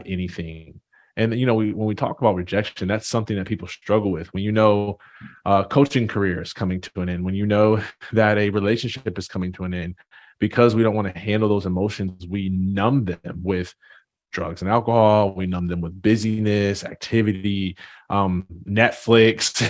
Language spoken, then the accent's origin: English; Jackson, Michigan, United States; I'm originally from a small town, uh, Jackson, Michigan